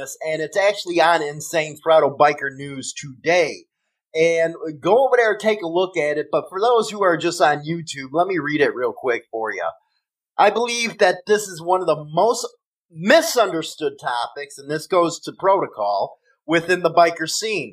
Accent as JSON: {"language": "English", "town": "Chicago", "region": "Illinois", "country": "United States", "accent": "Chicago", "said": "my Chicago accent"}